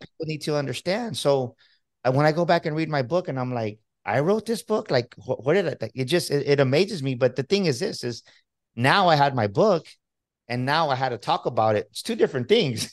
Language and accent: English; Texas, United States; I'm from Texas